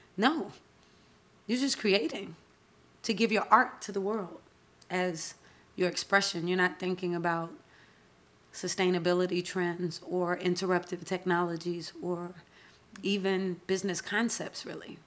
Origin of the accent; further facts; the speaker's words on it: Atlanta, Georgia, United States; I'm Southern. I was born and raised in Atlanta